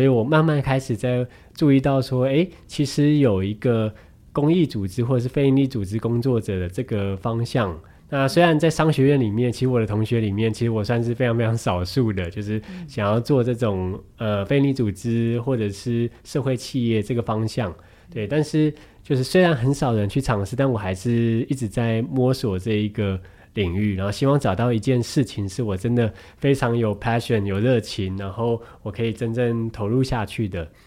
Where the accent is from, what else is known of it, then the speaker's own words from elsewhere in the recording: Taiwan; 当他们知道我从台湾来的时候